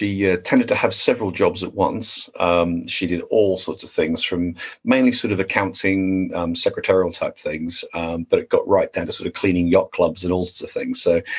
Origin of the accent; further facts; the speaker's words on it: Sydney, New South Wales, Australia; also born or lived in Wollongong, New South Wales, Australia / Oxfordshire, England; now in Woodstock, United Kingdom; I was born in a place called Wollongong, New South Wales. So it's about an hour south of Sydney. It's famous over there for being a steel town. So if you can imagine what Sheffield-on-Sea would look like, that's where I'm originally from, but I did mainly grow up in Sydney.